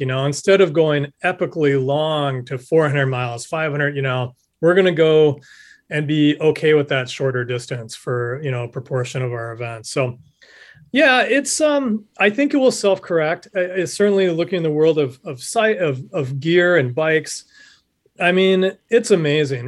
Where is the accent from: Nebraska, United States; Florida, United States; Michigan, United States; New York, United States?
Nebraska, United States; moved away; my home state of Nebraska